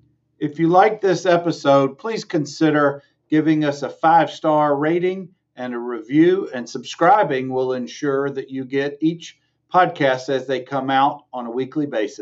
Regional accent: Dothan, Alabama, United States; now in Birmingham, United States; Mike and I grew up together in Dothan

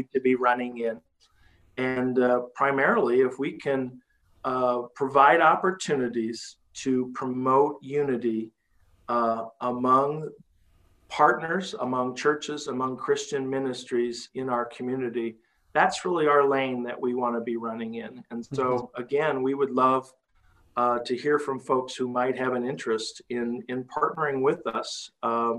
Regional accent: Cedar Rapids, Iowa, United States; this is my hometown. I grew up here. And, you know, I was the kid riding my bicycle down First Avenue

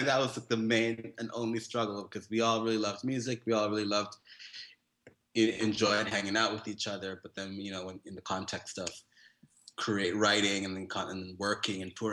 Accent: Whitehorse, Yukon, Canada; moved away; also born or lived in Jamaica / Toronto / Montreal; I am born in Jamaica, but I grew up in northern Canada beside Alaska, this place called Yukon Territory

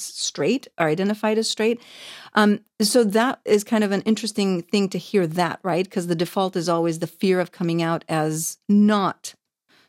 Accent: Saudi Arabia; now in United Kingdom; I grew up in the Middle East, so extremely conservative, in Saudi Arabia

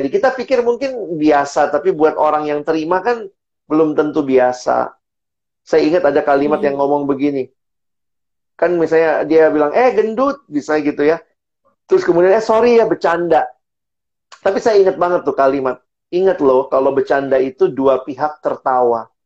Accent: Indonesia; born there; kenapa saya lahirnya di Indonesia, kenapa sih saya tinggalnya di eh, Lombok

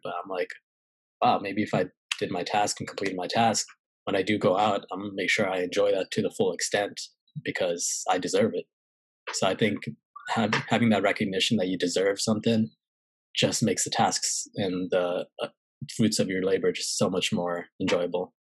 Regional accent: California, United States; moved away as an adult; also born or lived in St. Louis, Missouri / Pennsylvania / North Carolina / South Carolina; I was in California

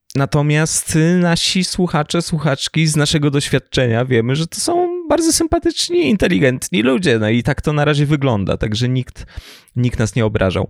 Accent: Lower Silesian Voivodeship, Poland; ja jestem z Dolnego Śląska i moi najbliżsi mieszkają we Wrocławiu

